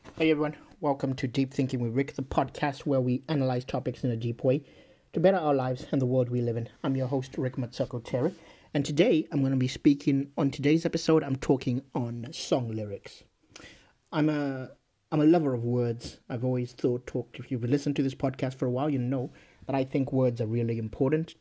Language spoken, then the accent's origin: English; Zimbabwe; moved away; I grew up in Zimbabwe